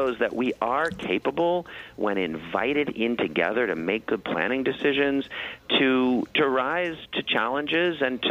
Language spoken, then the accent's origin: English; St. Louis, Missouri, United States; also born or lived in New York City; now in New York, United States; I grew up in St. Louis and I moved to New York and I love being here.